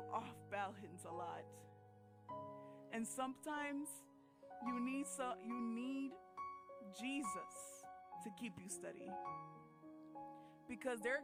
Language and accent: English; United States; I'm Dominican, and but I was born in America, so, you know, immigrant parents